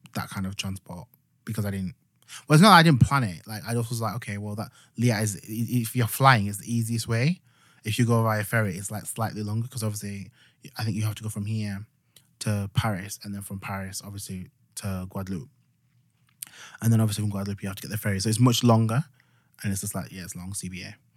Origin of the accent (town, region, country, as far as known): Yorkshire and the Humber, United Kingdom; accent: Yorkshire